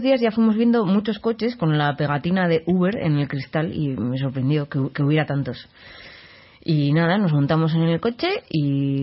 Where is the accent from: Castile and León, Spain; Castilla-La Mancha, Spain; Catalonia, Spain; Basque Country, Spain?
Basque Country, Spain; San Sebastián; yo soy de San Sebastián